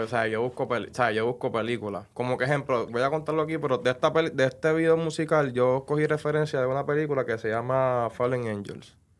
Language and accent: Spanish; Trujillo Alto, Puerto Rico; de mi pueblo Trujillo Alto